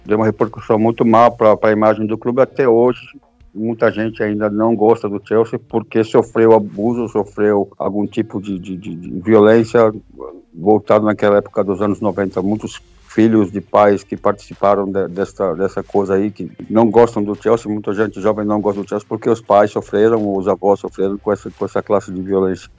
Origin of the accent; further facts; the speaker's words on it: São Paulo, Brazil; moved away as an adult; also born or lived in Pouso Alegre, Minas Gerais; now in England, United Kingdom; Eu sou de São Paulo por morar em Pouso Alegre, em Minas Gerais